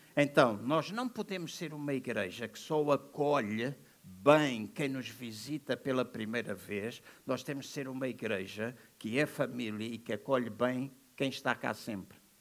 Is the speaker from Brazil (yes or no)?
no; Angola; Eu sou angolano da nascença